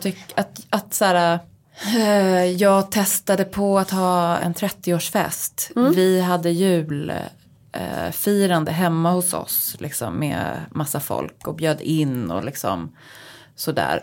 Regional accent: Uppsala, Uppsala County, Sweden; also born or lived in New York; now in Stockholm, Sweden; hemma här i Stockholm eller Uppsala där jag kommer ifrån

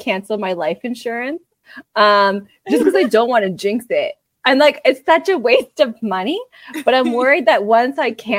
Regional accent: Canada; That we're Canadian.

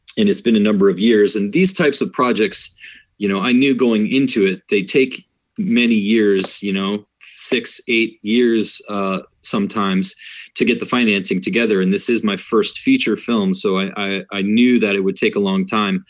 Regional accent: Iowa, United States; I grew up in Iowa myself

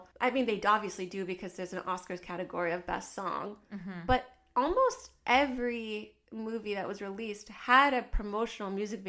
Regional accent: Canada; I am a Canadian gal

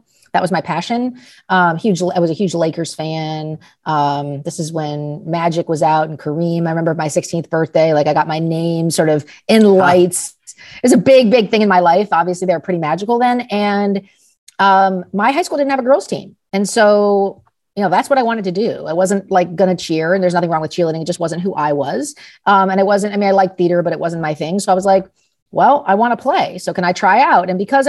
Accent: Los Angeles, California, United States; I grew up in Los Angeles, went to a small private high school in high school in the late 80s.

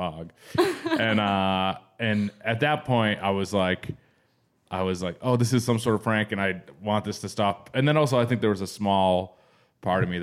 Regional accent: New England, United States; now in Los Angeles, United States; I'm from New England and it's old and there's a lot of old houses

